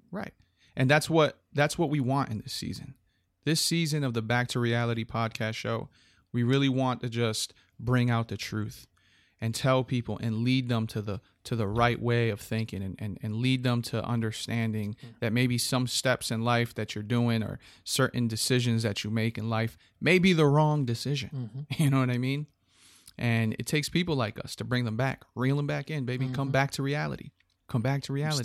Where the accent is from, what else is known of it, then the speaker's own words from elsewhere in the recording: Hartford, Connecticut, United States; I was born on July 14th in Hartford, Connecticut.